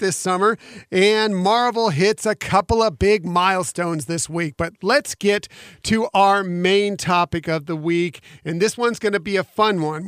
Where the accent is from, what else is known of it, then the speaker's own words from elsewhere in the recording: West Coast, United States; moved away; I came from the West Coast, so I grew up going to Disneyland